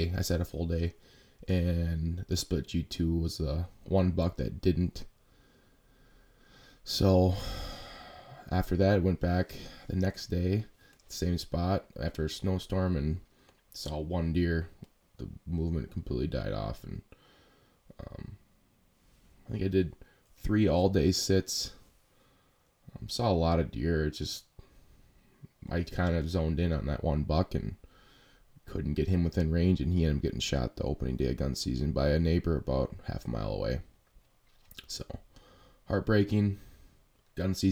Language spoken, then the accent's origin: English; Wisconsin, United States; we're from Wisconsin